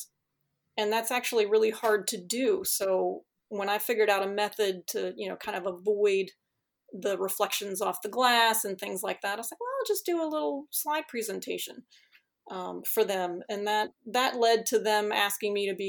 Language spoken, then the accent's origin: English; Chicago, Illinois, United States; moved away; I grew up in Chicago